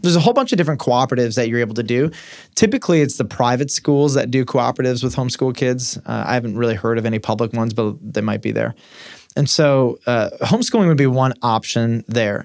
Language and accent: English; Detroit, Michigan, United States; in Detroit where I grew up